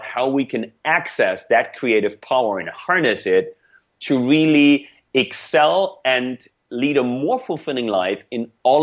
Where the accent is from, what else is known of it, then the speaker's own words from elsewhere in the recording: Germany; first language German; English is a second language; now in United States; I grew up in Germany. I was born and raised in Germany before I came to the US